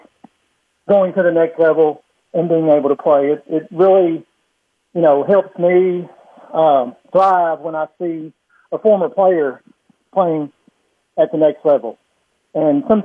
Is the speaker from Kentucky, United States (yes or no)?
yes; Kentucky, United States; now in Springfield, United States; I'm from Kentucky